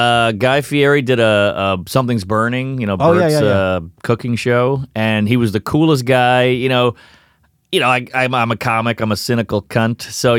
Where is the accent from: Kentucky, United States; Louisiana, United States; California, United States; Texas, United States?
Louisiana, United States; New Orleans; I'm a Saints douche. I'm from New Orleans, so I had no skin